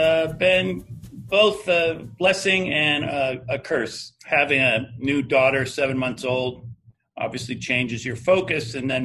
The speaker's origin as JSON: {"language": "English", "region": "Northeast", "country": "United States", "said": "I every day wake up and so glad I'm from the Northeast, where we have gotten really wonderful guidance from our governors and our mayors here"}